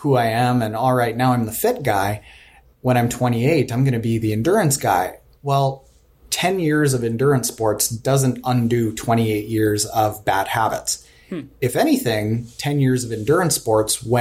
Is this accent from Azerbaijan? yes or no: no; Canada; I'm from Canada.